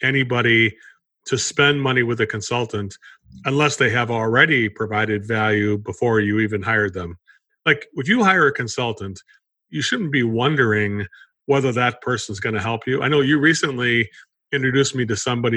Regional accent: Chicago, Illinois, United States; moved away; I come from Chicago area, originally grew up in that area

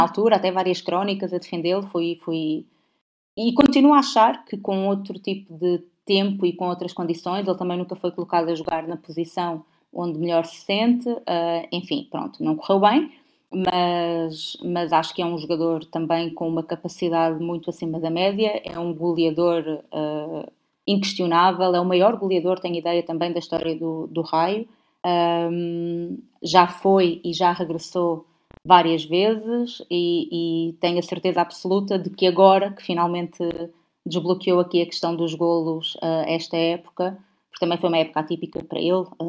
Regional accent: Portugal; eu sou portuguesa

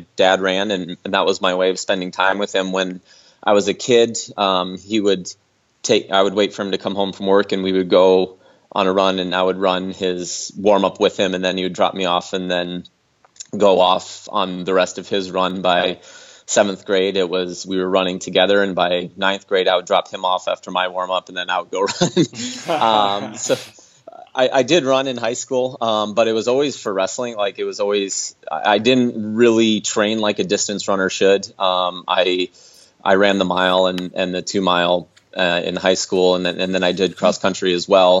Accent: Minnesota, United States; now in Storm Lake, United States; I'm from Minnesota, and I'm currently based in Iowa, in Storm Lake, Iowa

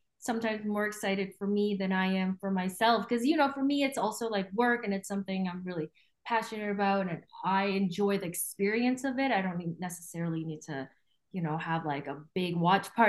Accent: Vancouver, British Columbia, Canada; moved away as an adult; also born or lived in Taiwan / New York City; now in Toronto, Canada; I grew up in Vancouver

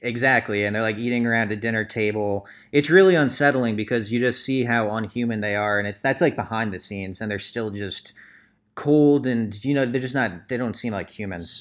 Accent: Lehigh Valley, Pennsylvania, United States; we're all from the Lehigh Valley in Pennsylvania

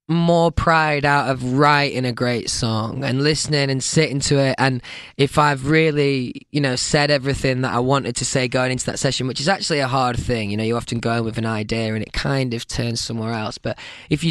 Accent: Doncaster, Yorkshire and the Humber, United Kingdom; Doncaster, where I'm from

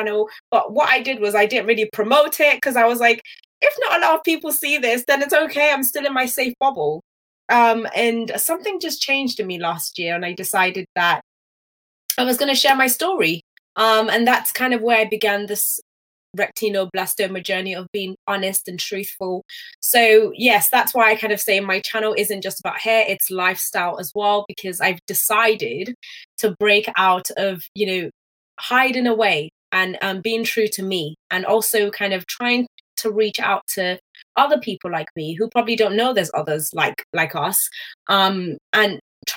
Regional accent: Nigeria; I'm actually a Nigerian

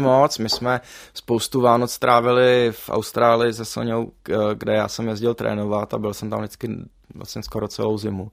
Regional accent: Prague, Czechia; jak jsem pražský dítě, tak my jsme s rodičema nikdy nejezdili na hory

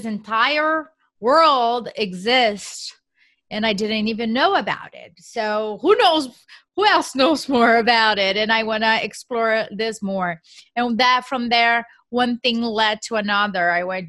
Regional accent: Brazil; English is a second language; moved away as an adult; now in United States; So as you mentioned, I am from Brazil, so I did not even know what real estate meant at that time, right? I moved to the U.S. For a cultural exchange program

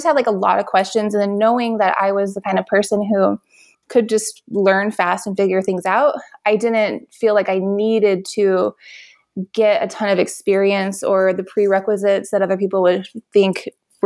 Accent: Las Vegas, Nevada, United States; I was born and raised here in Las Vegas, and I went to eight different CCSD schools

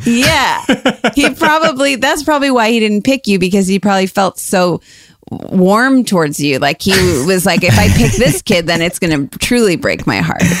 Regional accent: Cleveland, Ohio, United States; moved away; also born or lived in Chicago; we're from Cleveland, but I but but I lived in Chicago for a long time

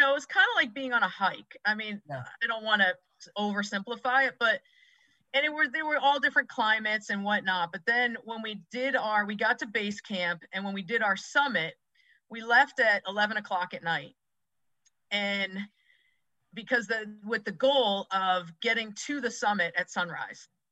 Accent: Massachusetts, United States; moved away as an adult; also born or lived in suburbs of Philadelphia, Pennsylvania; now in Philadelphia suburbs, United States; i grew up in massachusetts i live mm-hmm. in the suburbs of philadelphia right now

